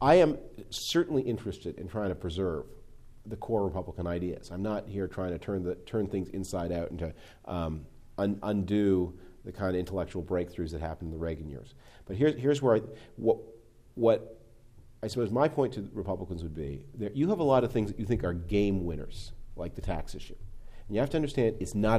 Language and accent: English; Canada; now in United States; I am originally from Canada